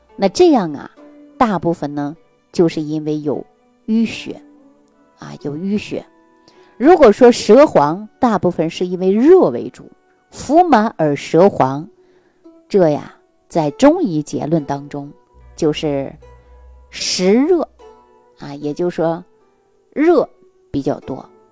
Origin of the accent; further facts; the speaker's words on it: Northeast China, China; 我们东北老家